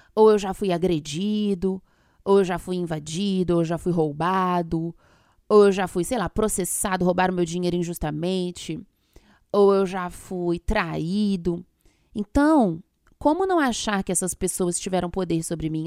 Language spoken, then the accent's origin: Portuguese; Minas Gerais, Brazil; eu sou de Minas